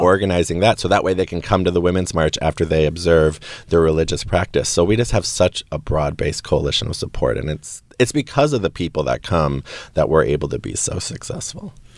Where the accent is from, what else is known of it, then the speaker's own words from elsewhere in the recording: Wisconsin, United States; I grew up in Wisconsin